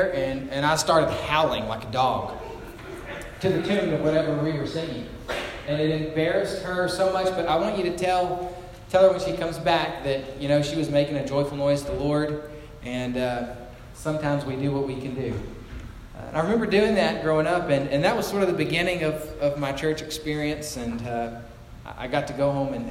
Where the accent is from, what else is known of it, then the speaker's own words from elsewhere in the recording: Orange, Texas, United States; now in Gatesville, United States; it's about a 30-minute trek to Orange, Texas, it's my hometown